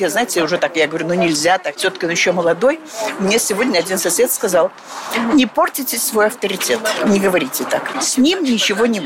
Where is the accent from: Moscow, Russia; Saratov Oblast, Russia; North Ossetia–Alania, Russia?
Moscow, Russia; born there; Я родилась в Москве.